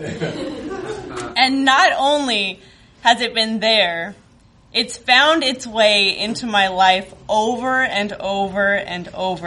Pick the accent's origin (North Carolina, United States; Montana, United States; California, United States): California, United States; rural Northern; moved away as an adult; now in Chicago, United States; I lived in very rural Northern California, very isolated from the world, it seemed